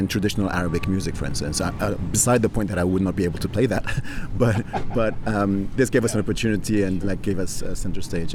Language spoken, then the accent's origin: English; Tunisia; I'm of Tunisian origin. I grew up in Tunisia